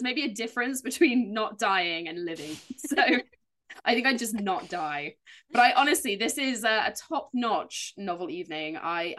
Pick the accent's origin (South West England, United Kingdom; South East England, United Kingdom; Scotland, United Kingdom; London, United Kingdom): South West England, United Kingdom; Dorchester; I grew up in Dorchester, which was a very Roman town